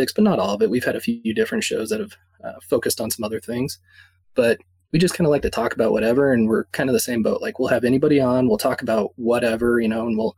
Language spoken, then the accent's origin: English; Fort Collins, Colorado, United States; I'm from Fort Collins, Colorado, so most people don't know where that is, but it's about 60 miles north of Denver